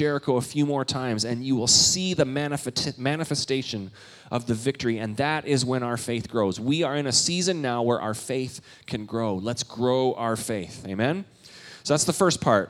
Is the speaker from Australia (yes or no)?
no; Canada; moved away; I'm Canadian